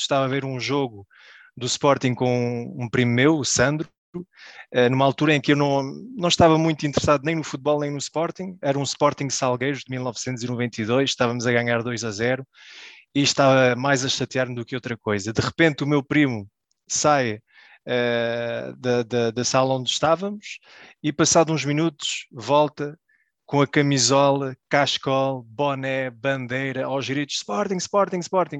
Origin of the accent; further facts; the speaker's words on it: Belgium; nasci na Bélgica, uh, vivi a minha vida toda na Bélgica